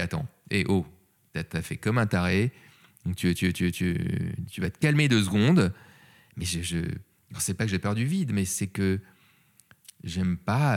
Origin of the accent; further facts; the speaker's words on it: Paris, Île-de-France, France; je suis un vrai Parisien